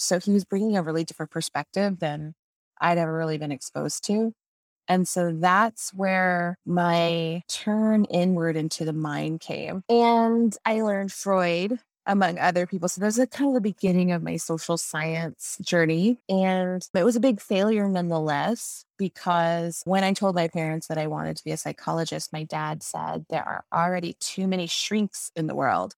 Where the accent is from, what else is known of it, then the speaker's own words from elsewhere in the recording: San Antonio, Texas, United States; also born or lived in Waxahachie, Texas; my hometown of San Antonio